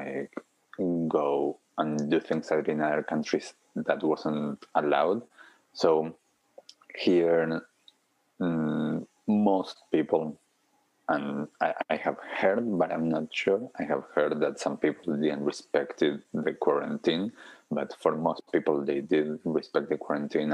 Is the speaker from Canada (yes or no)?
no; Argentina; now in Auckland, New Zealand; I'm originally from Argentina, and I have family in Argentina, family around Europe.